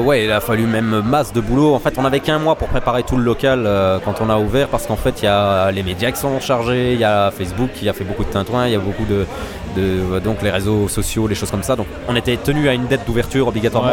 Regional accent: Messancy, Wallonia, Belgium; je suis de Messancy

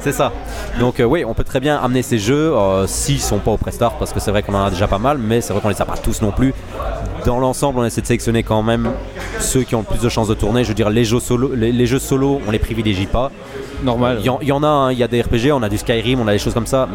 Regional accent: Messancy, Wallonia, Belgium; je suis de Messancy

